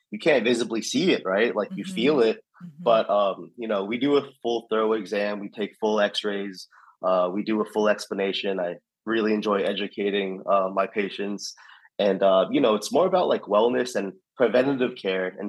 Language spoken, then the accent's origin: English; New York, United States; born there; so I was born in New York, my dad was born in New York